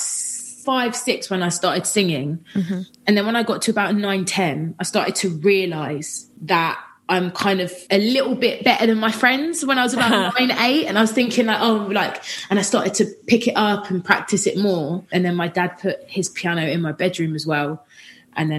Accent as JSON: {"language": "English", "town": "Watford", "region": "East of England", "country": "United Kingdom", "tie": "born or raised there", "said": "I grew up in Watford. So I'm from Watford. Which is just outside of London."}